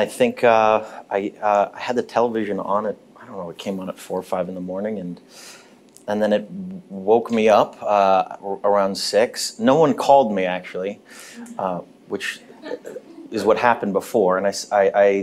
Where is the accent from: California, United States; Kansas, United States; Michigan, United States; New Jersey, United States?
California, United States; Los Angeles; I was born in Cedar Sinai, which is now the Scientology Center, the old one on Sunset Boulevard. And I grew up on Hollywood and Western